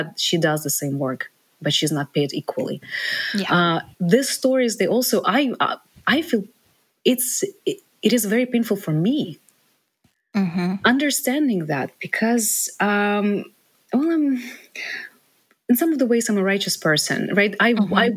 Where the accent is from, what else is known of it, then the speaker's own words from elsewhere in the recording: Ukraine; moved away as an adult; now in United States; I'm from Ukraine, I grew up